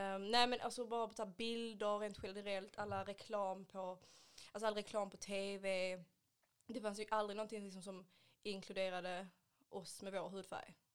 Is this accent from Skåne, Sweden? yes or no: yes; Ystad, Skåne, Sweden; now in Malmö, Sweden; är egentligen från Ystad men bor i Malmö